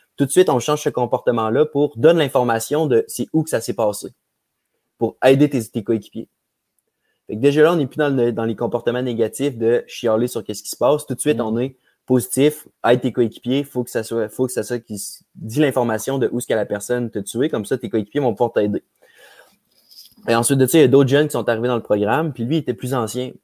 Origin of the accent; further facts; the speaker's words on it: Quebec City, Quebec, Canada; je suis un petit gars de Québec. J'ai grandi à Charlebourg.